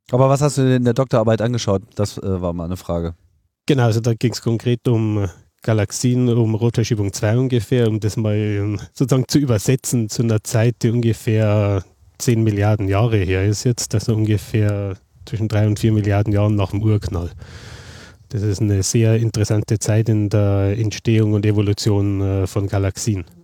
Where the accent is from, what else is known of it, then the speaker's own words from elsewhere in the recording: Passau, Bavaria, Germany; ich stamme ja aus Passau, Niederbayern mhm. und bin dann eben äh, äh nach München zum Studium gegangen